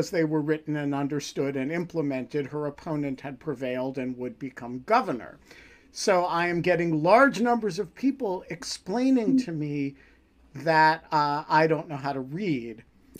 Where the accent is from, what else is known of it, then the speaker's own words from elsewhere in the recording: United States; as an American viewer of this